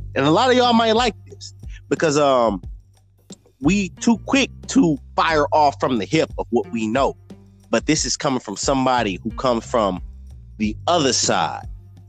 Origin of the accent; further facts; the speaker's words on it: Detroit, Michigan, United States; Me and Marcus, obviously, you know, we grew up in Detroit a long time